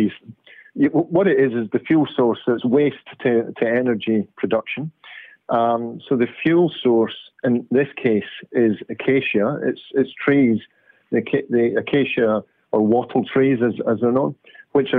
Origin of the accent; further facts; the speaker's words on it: Glasgow, Scotland, United Kingdom; moved away as an adult; also born or lived in Aberdeen / London / Jakarta / Oslo; now in Perth, Australia; Glasgow, one of my hometown, my hometown from my early days of being brought up in Scotland